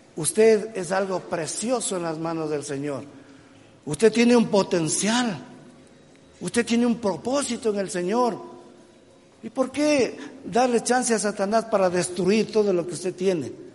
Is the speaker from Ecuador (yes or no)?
yes; Ecuador; Yo soy ecuatoriano, yo soy latinoamericano